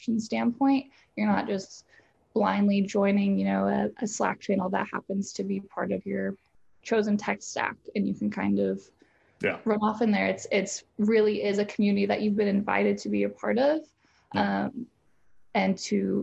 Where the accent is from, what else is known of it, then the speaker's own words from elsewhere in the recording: Nebraska, United States; now in Nashville, United States; I'm originally from Nebraska